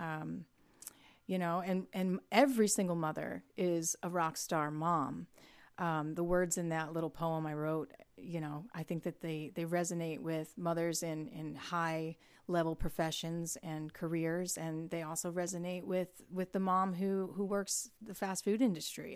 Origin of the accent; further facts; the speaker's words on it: Toledo, Ohio, United States; moved away as an adult; now in Nashville, United States; I grew up in Northwest Ohio in the Toledo area, like Sandusky, Port Clinton, Cedar Point.